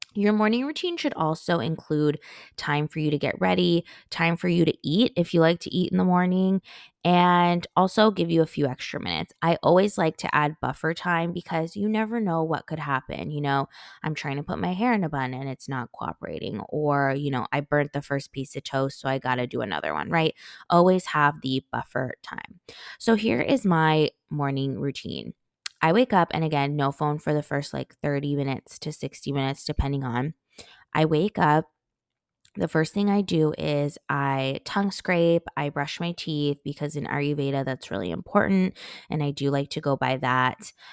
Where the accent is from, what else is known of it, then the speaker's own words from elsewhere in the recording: California, United States; moved away; as a Cali girl, I grew up in California